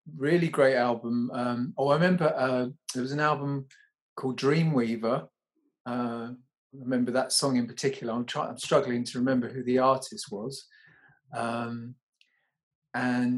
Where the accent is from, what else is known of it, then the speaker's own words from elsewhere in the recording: London, United Kingdom; I was raised in Fulham, yeah, in southwest London.